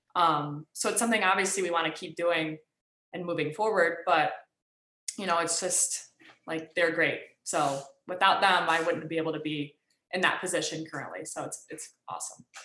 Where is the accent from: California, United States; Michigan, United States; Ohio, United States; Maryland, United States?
Michigan, United States; I grew up in Michigan